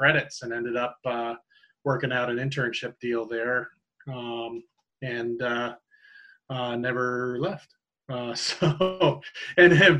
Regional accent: Massachusetts, United States; I am from Massachusetts and born

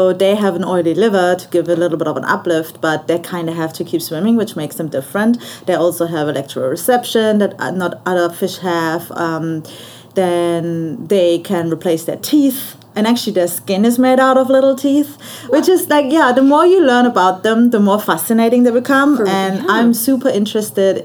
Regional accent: Germany; moved away as an adult; also born or lived in Australia; now in Cayman Islands; I'm from Germany and I grew up in Germany.

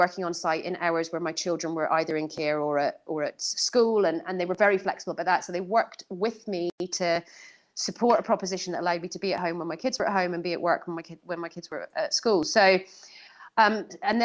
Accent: Edinburgh, Scotland, United Kingdom; moved away as an adult; also born or lived in Northern Ireland; Edinburgh's my hometown

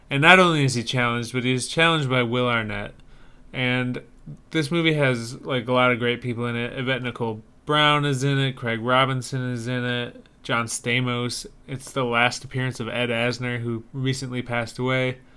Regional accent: Ireland; I'm Irish. I'm I'm. It's baked into me to hate them.

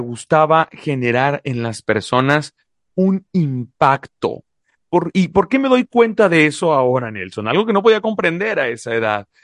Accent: Mexico; also born or lived in La Paz, Baja California Sur; Soy mexicano, soy mexicano orgullosamente

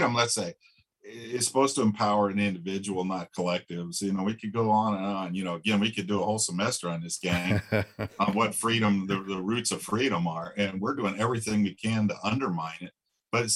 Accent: Flagstaff, Arizona, United States; I grew up around Navajos and Hopis in Flagstaff, Arizona

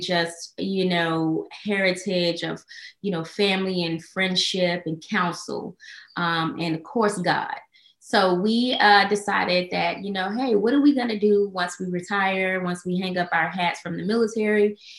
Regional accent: Atlanta, Georgia, United States; now in Baltimore, United States; I'm from Atlanta.

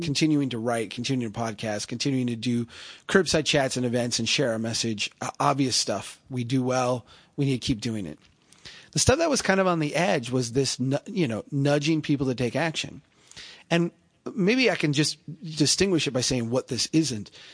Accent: central Minnesota, United States; I'm a, I'm a guy from Minnesota, central Minnesota

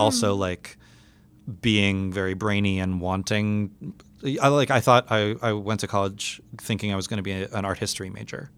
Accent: New York City, New York, United States; growing up in New York City as a very, very academically minded and academically high performing student

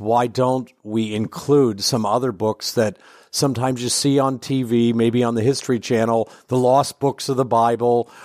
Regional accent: Ohio, United States; also born or lived in Indiana / Kentucky / Illinois / Michigan; now in Chicago, United States; I grew up in Ohio, so I'm kind of a Midwest boy in the eastern end of the Midwest.

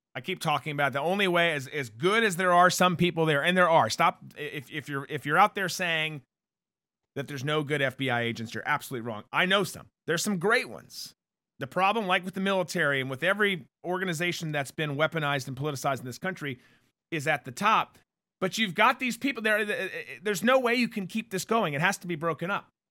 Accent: Minnesota, United States; growing up in Minnesota

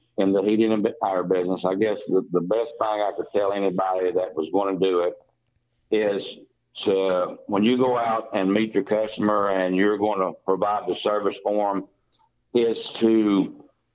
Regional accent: Greene County, Tennessee, United States; I was born in Greene County and went to school there, and went to the Bus Elementary School and Otway Elementary, and graduated from North Greene High School.

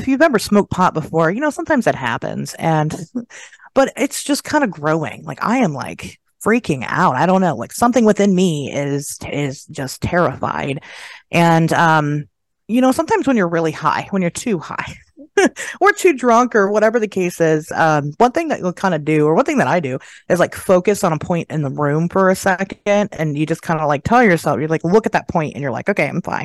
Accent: Dayton, Ohio, United States; I'm from Dayton, Ohio, and it's basically Germantown, Ohio, smaller than that even

